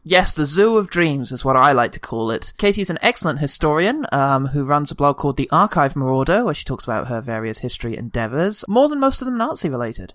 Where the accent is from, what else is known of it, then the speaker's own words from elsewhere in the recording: United Kingdom; As a British man